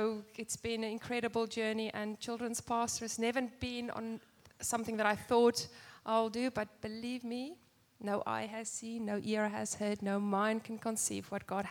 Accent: South Africa; accent: South African; moved away as an adult; We are South African, as you can clearly hear. What? God guided our footsteps here 23 years ago.

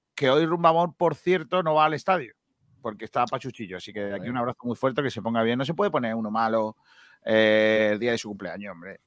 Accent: Andalusia, Spain; lo que tiene ser andaluz

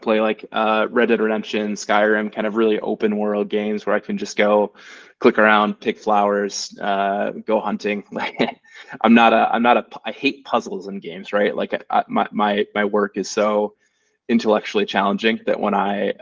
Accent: United States; moved away as an adult; now in Germany; I'm an American. I've lived in Germany for 5 years

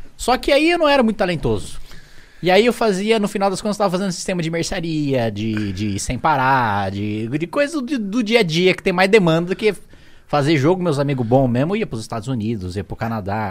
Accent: Indaiatuba, São Paulo, Brazil; also born or lived in Salto, São Paulo; eu nasci em Salto, interior de São Paulo, cidadezinha lá de Conheço. 100 mil habitantes. Linda. Fui criado em Indaiatuba, ali logo do lado

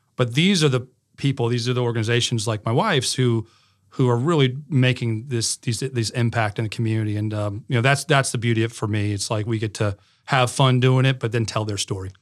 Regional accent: Connecticut, United States; moved away; I grew up in Connecticut

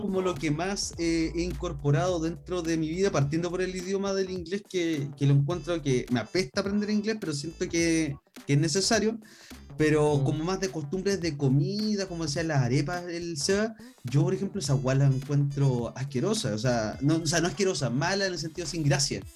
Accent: Chile; me mantengo bien chilensis

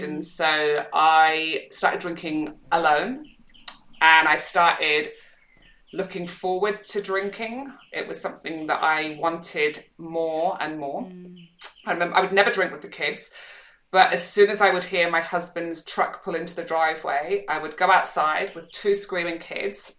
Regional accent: Scotland, United Kingdom; also born or lived in Manchester, England; now in Perth, Australia; I grew up in Scotland

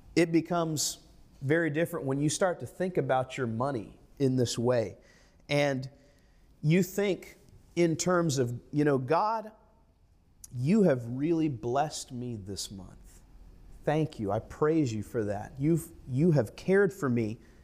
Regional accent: United States; as an American, as a person of the middle class

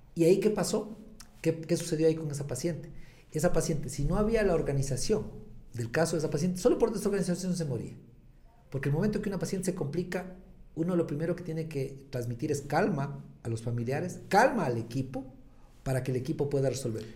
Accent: Latacunga, Cotopaxi, Ecuador; regresé a la Tacunga y eh, regreso a mi ciudad, a mi tierra

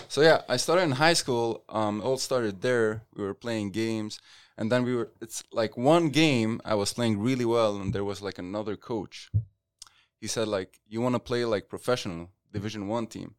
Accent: Lebanon; moved away as an adult; now in United States; I'm Lebanese, so born and raised in Lebanon

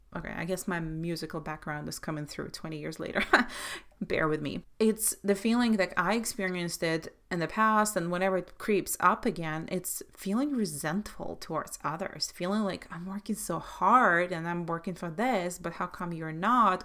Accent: Belarus; moved away; I grew up in Soviet Russia, Soviet Belarus

